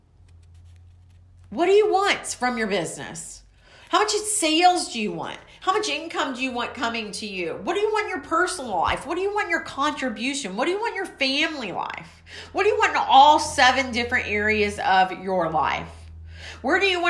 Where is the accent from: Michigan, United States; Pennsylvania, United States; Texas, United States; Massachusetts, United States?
Texas, United States; Waco; I'm from Waco, Texas